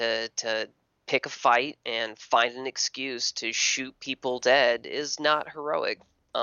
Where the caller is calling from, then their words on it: Texas, United States; Hey, Matt. … from Texas.